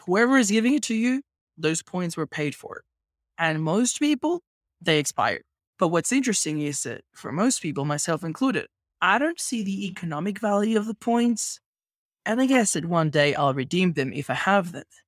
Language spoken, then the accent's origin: English; Venezuela; moved away as an adult; also born or lived in Australia; now in Mexico; I migrated to Australia when I was eighteen. I grew up in Venezuela.